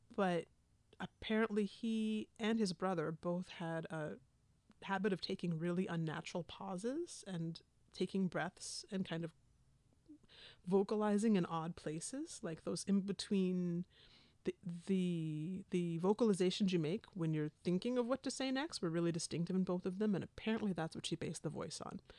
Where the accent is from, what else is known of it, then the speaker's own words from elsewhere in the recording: the West, United States; I'm from the West